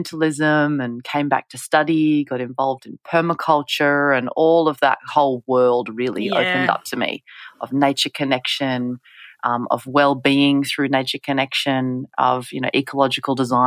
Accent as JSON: {"language": "English", "region": "Western Australia", "country": "Australia", "tie": "born or raised there", "said": "when I was a kid myself growing up in Western Australia."}